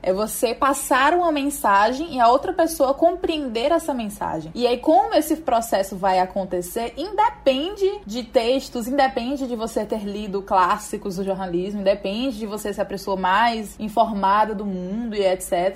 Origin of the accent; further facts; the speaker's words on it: Teresina, Piauí, Brazil; nascida e criada em Teresina, Piauí